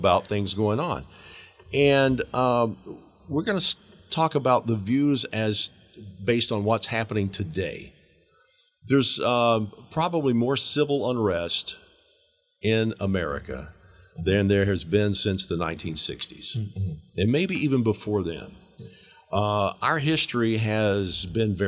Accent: Georgia, United States; who is a white, middle-aged native Georgian.

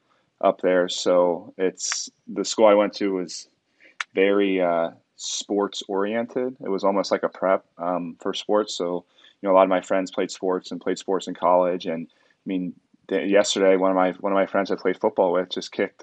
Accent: Cincinnati, Ohio, United States; moved away as an adult; We're from Cincinnati, Ohio. Born and raised

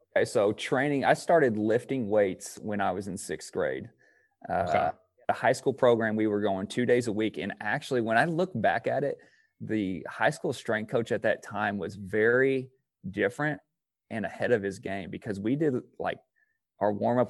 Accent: Indiana, United States; I'm from Indiana

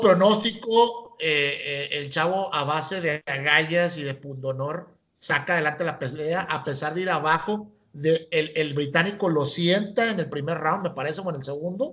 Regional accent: Mexico; como mexicano

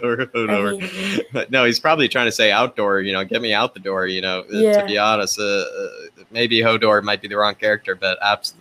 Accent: Seattle, Washington, United States; now in Brooklyn, New York, United States; I'm originally from Seattle, Washington, which is, you know, the opposite corner of Florida. But I live in Brooklyn, New York. So pretty close to you, you know, East Coasters at the moment. But yeah, originally from Seattle

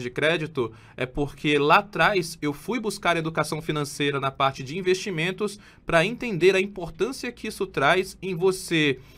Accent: Belém, Pará, Brazil; eu sou natural de Belém do Pará, tenho 35 anos

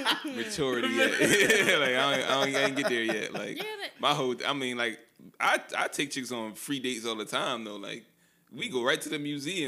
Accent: Philadelphia, Pennsylvania, United States; Yeah, I'm from Philly.

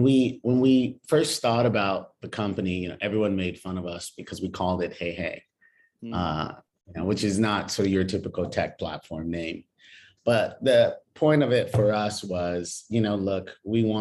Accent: Los Angeles, California, United States; moved away as an adult; now in India; I am from Los Angeles, California

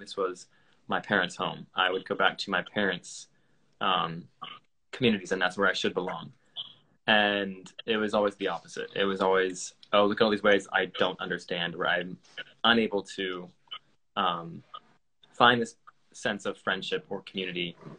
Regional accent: United States; also born or lived in Asia; Yeah, so obviously I'm American, if that wasn't obvious enough.

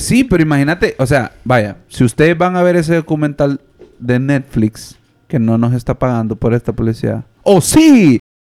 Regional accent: Honduras; nosotros como hondureños

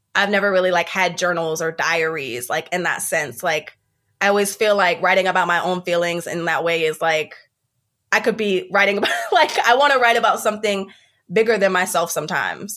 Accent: Columbia, South Carolina, United States; I, for the most part, I grew up in Columbia, South Carolina

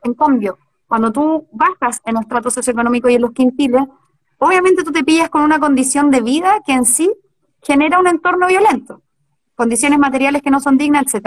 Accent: Chillán, Ñuble, Chile; moved away as an adult; now in Santiago, Chile; yo nací en Chillán, me, me crié con mis abuelos

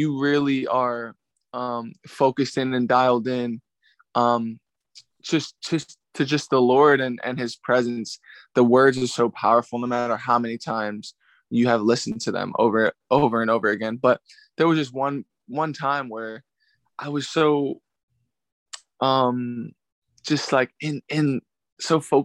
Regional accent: Philadelphia, Pennsylvania, United States; I'm from Philadelphia, PA, the north/northeast area. Born and raised there.

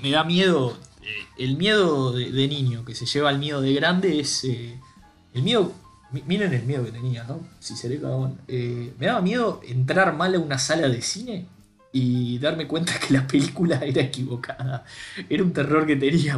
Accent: Uruguay; nosotros como uruguayos

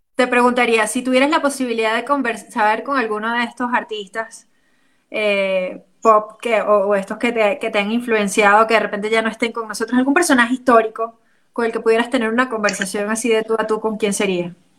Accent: Venezuela; como venezolanos

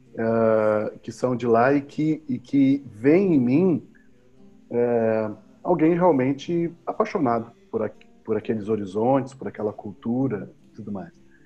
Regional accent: Pelotas, Rio Grande do Sul, Brazil; eu sou natural de Pelotas, Rio Grande do Sul

